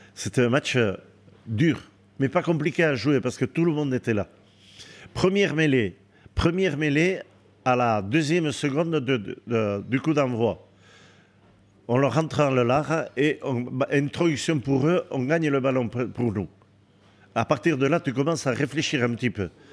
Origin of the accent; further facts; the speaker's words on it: Méharin, Nouvelle-Aquitaine, France; also born or lived in Bayonne / Biarritz; je, suis né à Méharin, je suis très attaché à ce village et j'ai vécu jusqu'à l'âge de 19 ans là-bas